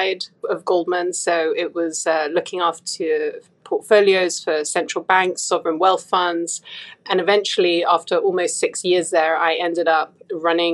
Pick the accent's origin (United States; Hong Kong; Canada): Hong Kong; moved away; also born or lived in United Kingdom / Singapore; I was born and raised in Hong Kong